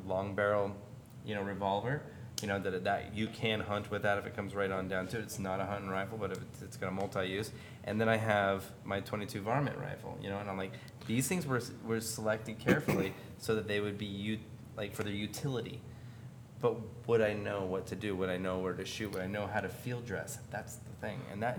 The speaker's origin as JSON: {"language": "English", "town": "Clatskanie", "region": "Oregon", "country": "United States", "tie": "born or raised there", "said": "And I grew up in Clatskanie, Oregon, where..."}